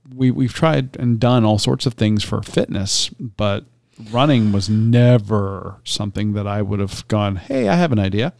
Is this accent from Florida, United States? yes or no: yes; Tampa, Florida, United States; growing up in Tampa